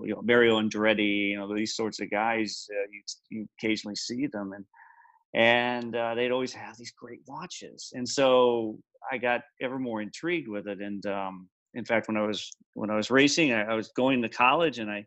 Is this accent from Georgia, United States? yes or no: yes; Atlanta, Georgia, United States; I grew up around Atlanta, so we used to do track days at Road Atlanta